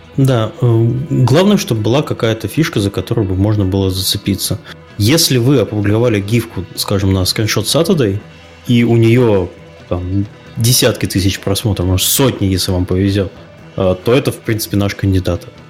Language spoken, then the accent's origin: Russian; Kaliningrad, Kaliningrad Oblast, Russia; я местный человек из Калининграда